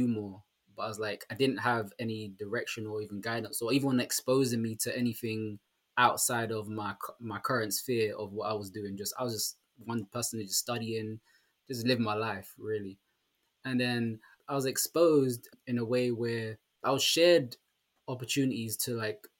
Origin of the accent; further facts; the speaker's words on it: London, United Kingdom; I'm actually from London